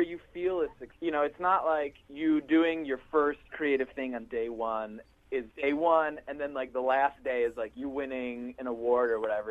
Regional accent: Milwaukee, Wisconsin, United States; this white kid speaking Spanish to his parents, Jewish, growing up in Milwaukee, Wisconsin

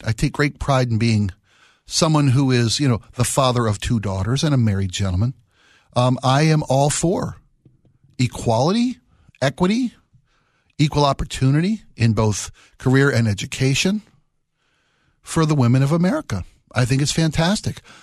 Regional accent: Maryland, United States; I was born and raised in Maryland

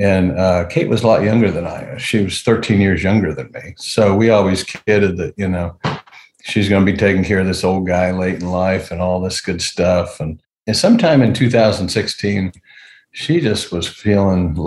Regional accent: Dayton, Ohio, United States; Born and raised in Dayton.

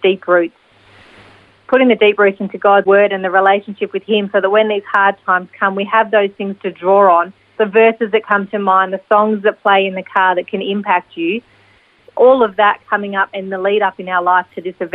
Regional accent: Melbourne, Victoria, Australia; we're from Melbourne

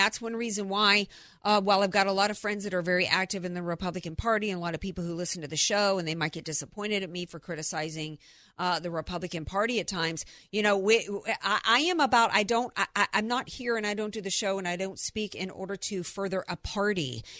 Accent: Deep South, United States; I grew up in the Deep South. I was around guns my whole life

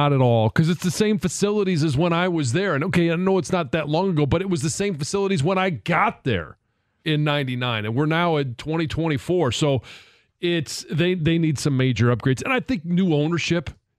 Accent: Detroit, Michigan, United States; moved away; I'd always wanted to play for the Lions. I wanted to come home

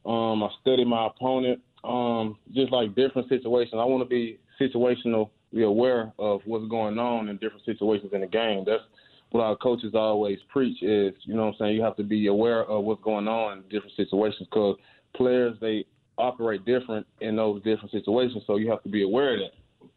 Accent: Clarksdale, Mississippi, United States; I was headed home to Mississippi today, my hometown, Clarksdale, Mississippi.

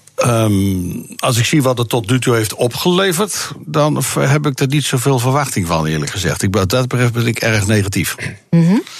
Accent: Bible Belt, Netherlands; het gebied waar ik vandaan kom, van de Bijbelbelt

